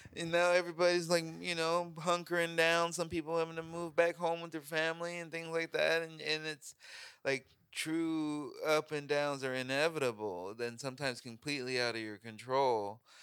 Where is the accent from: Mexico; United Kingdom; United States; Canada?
United States; Chicago, Illinois; moved away; also born or lived in Oregon; I grew up in Chicago, but I never felt like I belonged in Chicago.